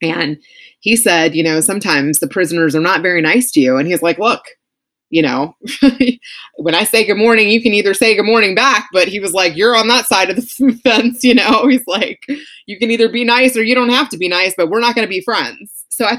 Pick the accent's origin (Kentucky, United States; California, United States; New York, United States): Kentucky, United States; Louisville; Louisville, which was like my hometown.